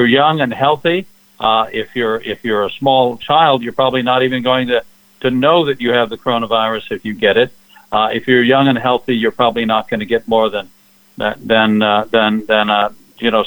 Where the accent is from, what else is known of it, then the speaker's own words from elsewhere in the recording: California, United States; moved away; I was originally from California